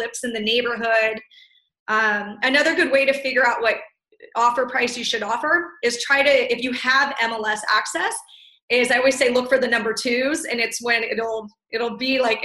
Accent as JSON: {"language": "English", "region": "California", "country": "United States", "said": "I'm from California"}